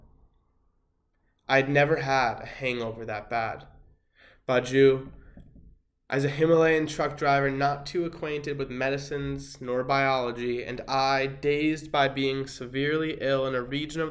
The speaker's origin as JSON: {"language": "English", "region": "Connecticut", "country": "United States", "said": "my home state of Connecticut"}